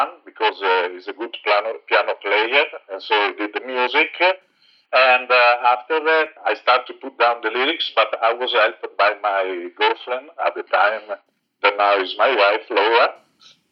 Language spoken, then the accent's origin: English; Italy; moved away; we are originally from Italy